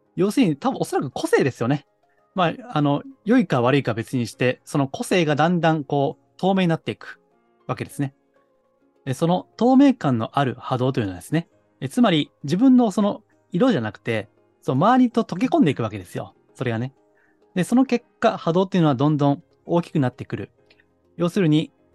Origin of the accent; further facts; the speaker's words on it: Kansai, Japan; accent: Kansai dialect; 私はあの、まあ時々関西弁が出ますけども、関西の下町生まれなんですね